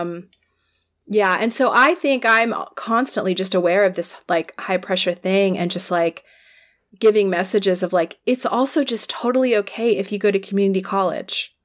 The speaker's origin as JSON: {"language": "English", "region": "California", "country": "United States", "said": "I'll speak as a Californian."}